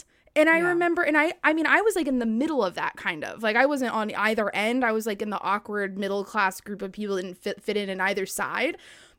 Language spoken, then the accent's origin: English; Long Beach, California, United States; I didn't live in the Orange County area. I grew up in Long yeah. Beach.